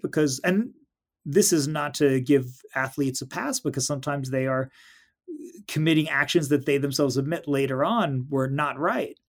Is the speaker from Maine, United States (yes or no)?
no; New York City, New York, United States; I grew up in New York City